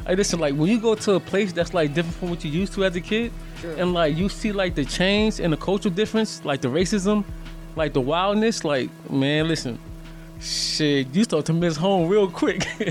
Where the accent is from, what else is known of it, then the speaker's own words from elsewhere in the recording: Birmingham, Alabama, United States; also born or lived in Yonkers, New York; I'm from Yonkers, but I was raised down south. I'm from a place called Birmingham, Alabama. But I was born in Yonkers though